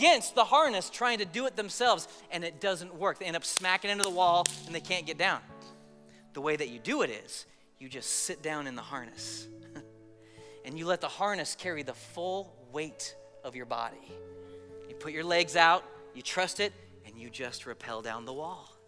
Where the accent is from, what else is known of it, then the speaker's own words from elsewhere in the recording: Colorado, United States; I grew up in Colorado